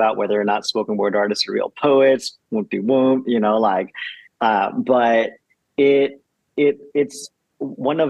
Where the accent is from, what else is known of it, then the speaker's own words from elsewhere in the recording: the Bay Area, California, United States; now in Los Angeles, United States; I grew up in the Bay in California